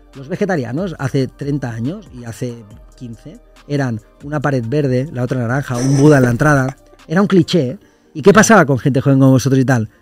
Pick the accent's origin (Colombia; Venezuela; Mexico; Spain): Spain; Lleida, Catalonia; nosotros somos de Lleida, que es una ciudad una hora y media de Barcelona